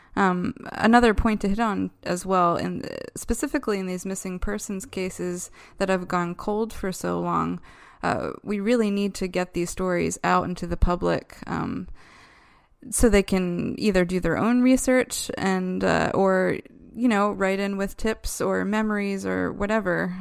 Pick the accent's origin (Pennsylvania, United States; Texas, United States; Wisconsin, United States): Pennsylvania, United States; Downingtown; my hometown of Downingtown, Pennsylvania